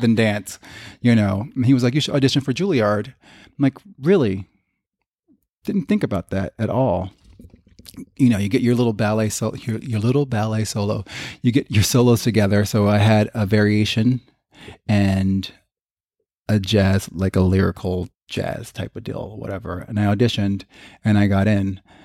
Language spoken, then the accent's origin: English; Long Branch, New Jersey, United States; growing up in Long Branch, New Jersey